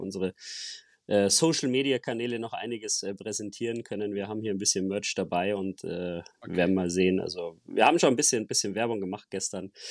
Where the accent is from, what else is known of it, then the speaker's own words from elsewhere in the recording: Germany; bei uns in Deutschland